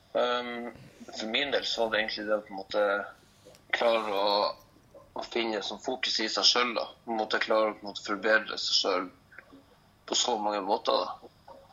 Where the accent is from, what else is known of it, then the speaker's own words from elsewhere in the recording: Lofoten, Nordland, Norway; moved away as an adult; now in Trondheim, Norway; Jeg er nå fra Lofoten. Flytta til Trondheim for fem år siden for å gå på folkehøyskole